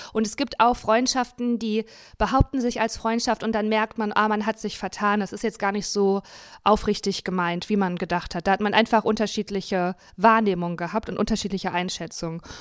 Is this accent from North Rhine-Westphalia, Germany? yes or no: yes; Dinslaken, North Rhine-Westphalia, Germany; moved away; ich bin in Dienstlagen aufgewachsen